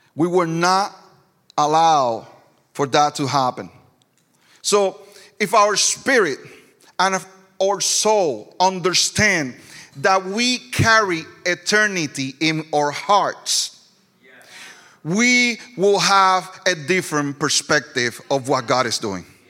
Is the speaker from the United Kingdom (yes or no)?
no; Ponce, Puerto Rico; first language Spanish; English is a second language; moved away as an adult; also born or lived in Florida / Greenville, South Carolina; now in Lyman, United States; I was born and raised in Puerto Rico